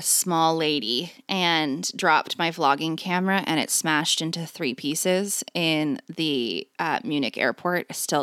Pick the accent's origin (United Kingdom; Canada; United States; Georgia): Canada; I'm Canadian